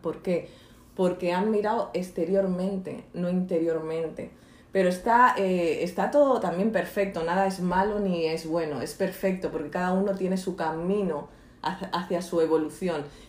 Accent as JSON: {"language": "Spanish", "town": "Barcelona", "region": "Catalonia", "country": "Spain", "also_born_or_lived": "Marbella", "moved": "as an adult", "said": "yo soy de Barcelona y luego me fui de, a los 27 años hasta Marbella"}